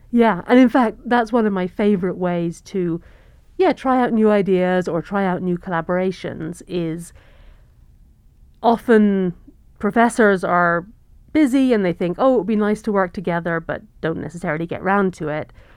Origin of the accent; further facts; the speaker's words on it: England, United Kingdom; moved away as an adult; also born or lived in London / Cambridge / North Carolina / California; now in Montana, United States; I'm originally from the U K. I grew up in England